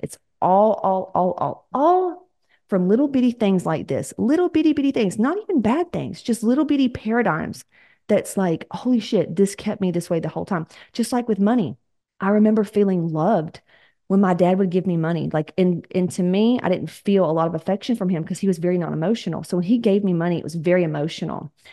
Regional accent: the South, United States; We're from the South

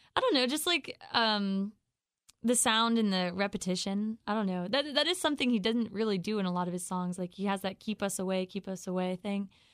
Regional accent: Raleigh, North Carolina, United States; I'm from Raleigh.

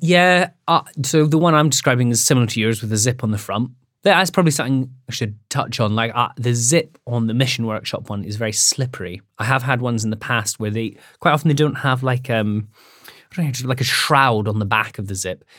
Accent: Scotland, United Kingdom; I'm from Scotland

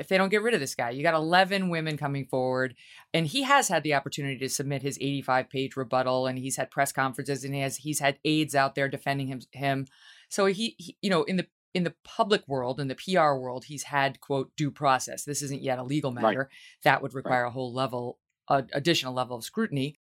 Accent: New York, United States; And unfortunately, as a New Yorker, I'm on the side

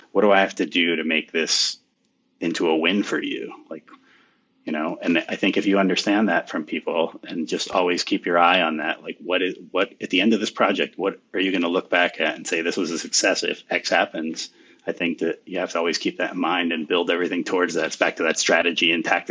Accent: United States; my hometown here

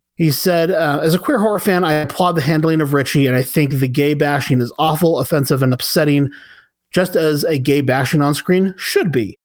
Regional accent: United States; speaking as a American citizen

